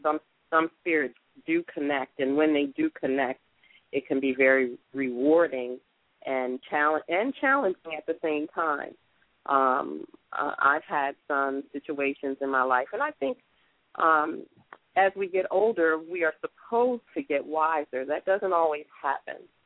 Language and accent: English; Atlantic City, New Jersey, United States; moved away as an adult; now in Atlanta, United States; I was born and raised in Atlantic City, New Jersey.